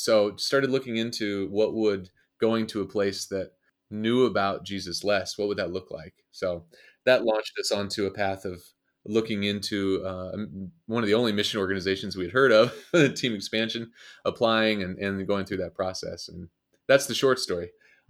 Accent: Kansas City, Missouri, United States; I'm from Kansas City originally.

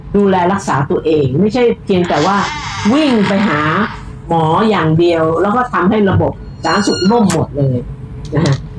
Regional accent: Bangkok, Thailand; พี่เป็นคนกรุงเทพพี่เกิดพี่โตพี่ทำงานอยู่ในกรทม

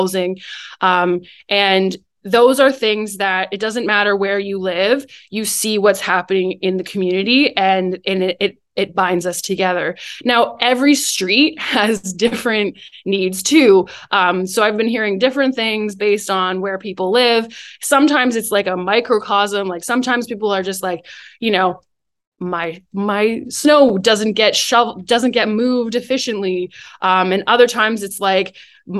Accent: Guelph, Ontario, Canada; I'm from Guelph

